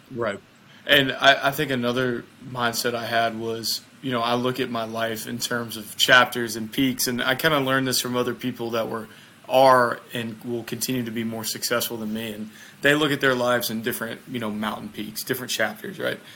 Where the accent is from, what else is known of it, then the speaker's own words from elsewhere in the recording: Mississippi, United States; I'm from the United States I'm from the state of Mississippi uh, so I'm a southerner